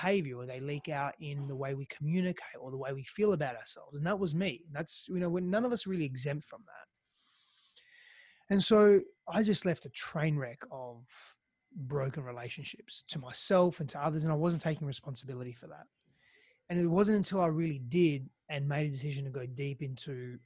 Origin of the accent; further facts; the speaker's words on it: Australia; accent: Australian; first language Greek; English is a second language; moved away as an adult; also born or lived in Greece / Italy; now in Austin, United States; I'm an Australian. Can you sort of tell there? I've got a different accent. And, but I also lived in Greece and Italy because I'm half Greek, half Italian. So I spent most of my life, at the beginning of my life, in Greece. My first language was Greek, and coming to Australia was very foreign for me.